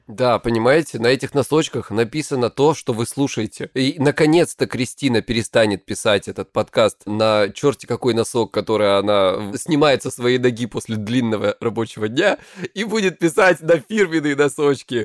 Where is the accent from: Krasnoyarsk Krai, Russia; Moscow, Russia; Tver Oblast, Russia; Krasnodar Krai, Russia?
Krasnodar Krai, Russia; я с Кубани